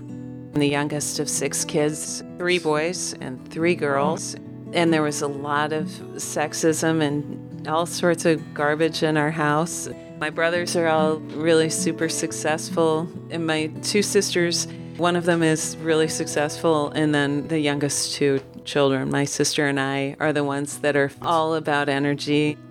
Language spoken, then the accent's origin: English; Omaha, Nebraska, United States; I was raised in Omaha, Nebraska.